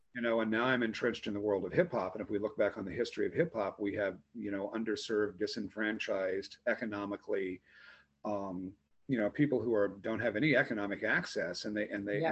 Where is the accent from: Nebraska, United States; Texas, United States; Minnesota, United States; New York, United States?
Nebraska, United States; outside of Omaha, Southeast; I grew up in Southeast Nebraska, um, outside of Omaha